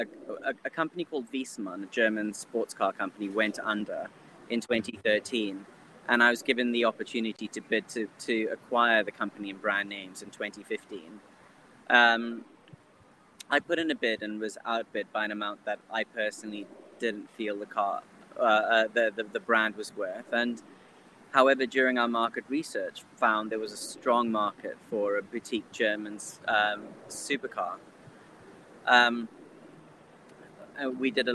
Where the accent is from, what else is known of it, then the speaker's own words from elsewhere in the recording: Zimbabwe; I was born and bred in Zimbabwe, fourth generation, of Indian descent